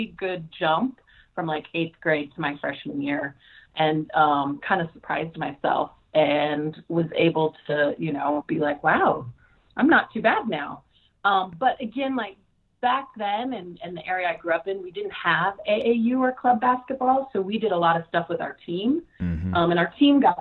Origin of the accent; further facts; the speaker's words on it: Dillon, Montana, United States; also born or lived in Idaho; now in Fresno, United States; growing up in Montana, there's not a lot to do.